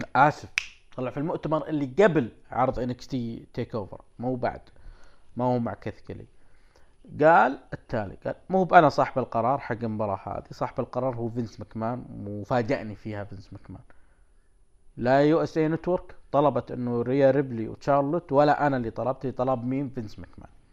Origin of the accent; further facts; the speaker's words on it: Saudi Arabia; عندنا في السعوديه